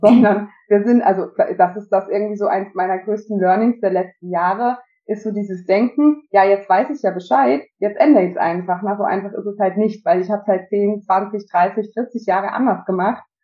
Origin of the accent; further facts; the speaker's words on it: Austria; now in Germany; ich bin Österreicherin